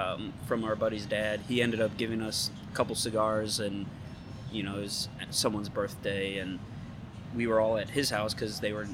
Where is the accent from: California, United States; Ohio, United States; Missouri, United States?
Missouri, United States; St. Louis; moved away as an adult; now in Kansas City, United States; Graduated in May, accepted a full-time job up here. From St. Louis, so I moved all the way from St. Louis.